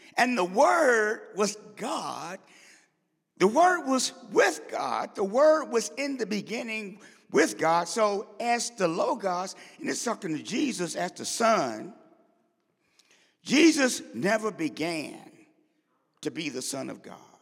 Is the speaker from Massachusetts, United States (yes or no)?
no; St. Louis, Missouri, United States; I grew up in Saint Louis